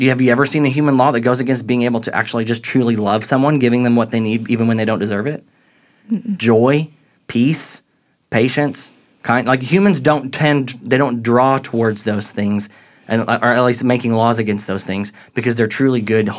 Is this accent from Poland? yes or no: no; St. Louis, Missouri, United States; But if you go to New Orleans or even St. Louis, where I grew up near